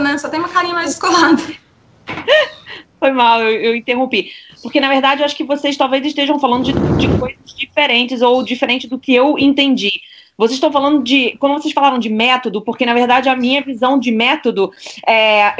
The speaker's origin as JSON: {"language": "Portuguese", "region": "Rio de Janeiro", "country": "Brazil", "tie": "born or raised there", "moved": "as an adult", "lives_now": "Paris, France", "said": "eu fui criada a minha vida toda no Brasil, mas estudei na escola francesa é, do Rio de Janeiro"}